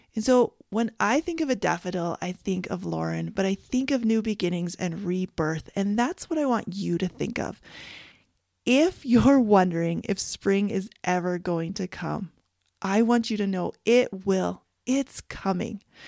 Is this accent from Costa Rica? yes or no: no; Canada; moved away; I grew up in Canada